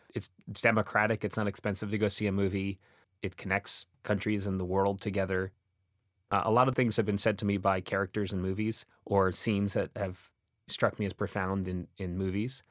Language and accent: English; Boston, Massachusetts, United States; I grew up in Boston